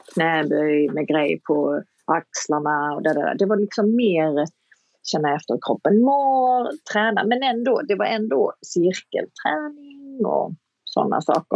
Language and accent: Swedish; Kristianstad, Skåne, Sweden; moved away as an adult; also born or lived in Hollywood; jag kom ju direkt från Kristianstad och Kristianstad är en ganska liten stad